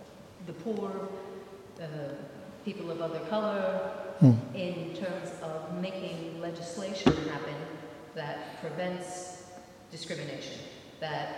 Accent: United States; moved away; I'm also an American

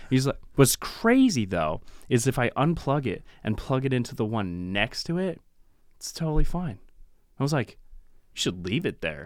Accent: Pacific Northwest, United States; from the Pacific Northwest

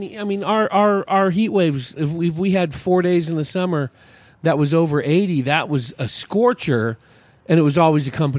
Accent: Hayward, California, United States; San Francisco Bay Area.

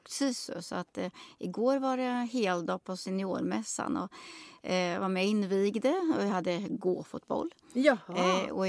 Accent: Nora, Örebro County, Sweden; Jag kommer ju från Nora kommun.

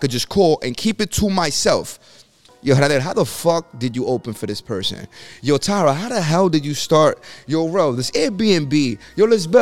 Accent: New York City, New York, United States; I come from the Bronx

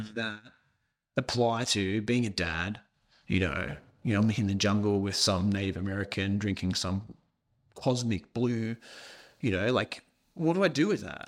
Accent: Australia; accent: thick Scottish accent; also born or lived in Scotland; I moved from Scotland to Australia

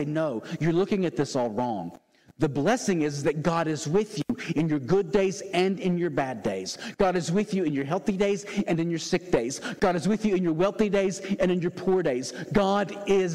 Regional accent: the South, United States; born and raised in the South like me

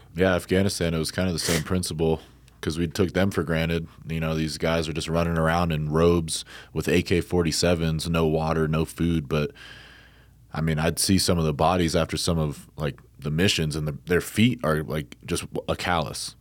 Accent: New Jersey, United States; I grew up in New Jersey, but I have my, uh, father's side of the family out in Iowa.

